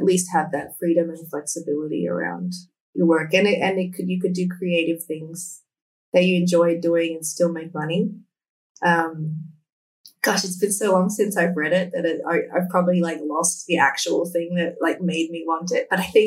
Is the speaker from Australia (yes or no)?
yes; Canberra, Australian Capital Territory, Australia; moved away as an adult; also born or lived in Sydney; We had moved from my hometown, Canberra, to Sydney by that point